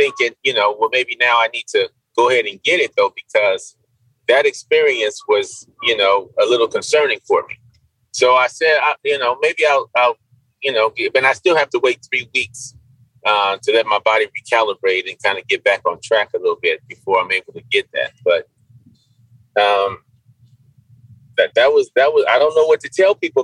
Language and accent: English; Inglewood, California, United States; also born or lived in Baldwin Park, California; I'm from Inglewood, California. Mm-hmm. And then my parents divorced. So I went out to Baldwin Park